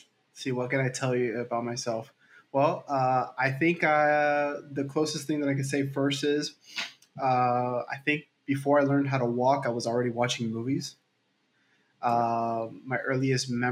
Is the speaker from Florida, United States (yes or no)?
yes; Miami, Florida, United States; I'm from Miami, Florida.